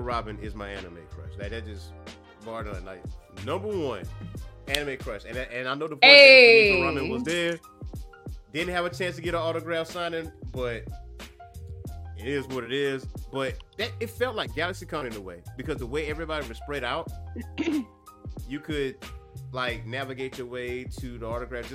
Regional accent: Lake City, United States; my hometown, Lake City.

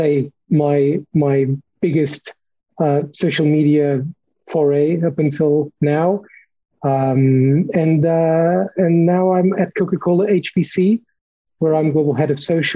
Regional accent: Lisbon, Portugal; moved away as an adult; also born or lived in Cornwall, United Kingdom; now in United Kingdom; I'm Portuguese, as you can probably tell from my weirdly pronounced name. I was born in Lisbon. I came to the UK about 8 years ago to study international journalism in Cornwall.

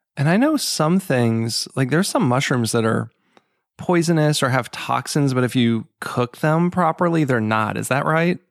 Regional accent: Boston, Massachusetts, United States; now in Maryland, United States; I'm from the Boston area originally, and now I live in Maryland

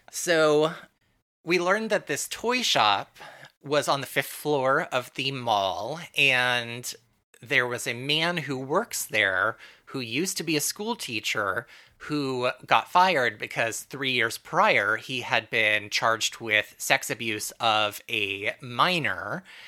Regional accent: Santa Barbara, California, United States; I grew up in Southern California in Santa Barbara

